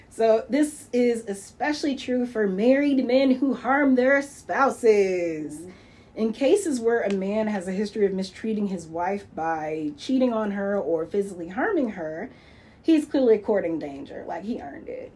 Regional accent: Lansing, Michigan, United States; growing up in Lansing

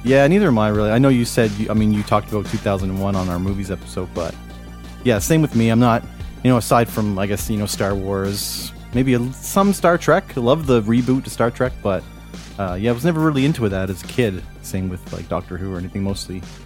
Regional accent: Cole Harbour, Nova Scotia, Canada; I grew up in Cole Harbor, which is pretty much Dartmouth, Nova Scotia

